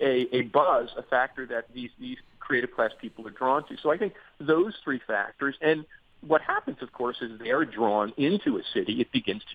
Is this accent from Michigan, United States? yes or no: no; Newark, New Jersey, United States; moved away; also born or lived in North Arlington, New Jersey; I grew up in New Jersey, in the city of Newark, and later in a working class suburb called North Arlington